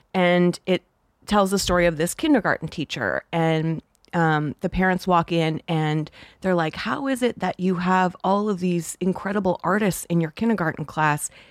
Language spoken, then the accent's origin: English; Toronto, Ontario, Canada; moved away; also born or lived in Los Angeles; being Canadian, it's, I didn't grow up here